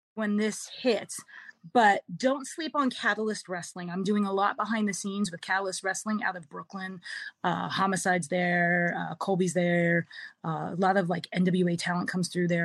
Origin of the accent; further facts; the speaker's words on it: Canada; also born or lived in Philadelphia, United States; I'm Canadian till I'm not, and then you meet the Philly side of me